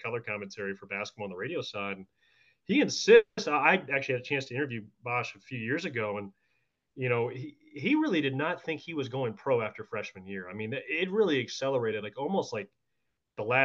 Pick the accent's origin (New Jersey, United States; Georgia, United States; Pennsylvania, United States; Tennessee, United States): Georgia, United States; Atlanta; I'm from Atlanta originally.